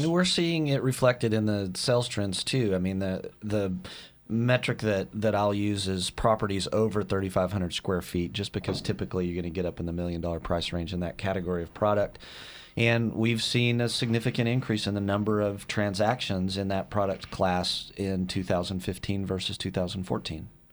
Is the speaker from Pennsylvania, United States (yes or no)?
no; West Texas, United States; moved away; I grew up in West Texas